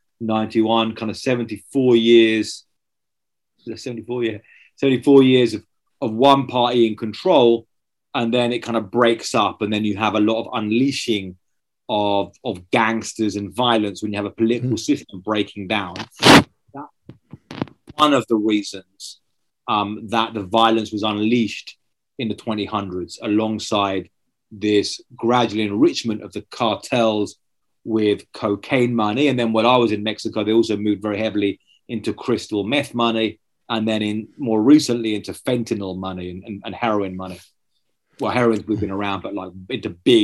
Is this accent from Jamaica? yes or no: no; just outside of Brighton, South East England, United Kingdom; I grew up just outside of Brighton in Southeast England